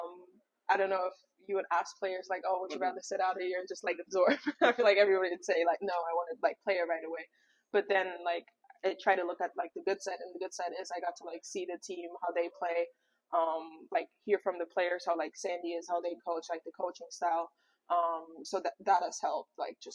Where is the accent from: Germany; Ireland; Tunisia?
Germany; accent: German; English is a second language; now in New York, United States; my German accent comes out